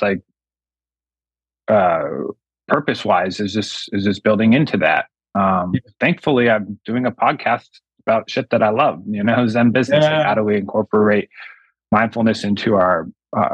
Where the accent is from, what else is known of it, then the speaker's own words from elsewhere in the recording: United States; I'm all American as they come.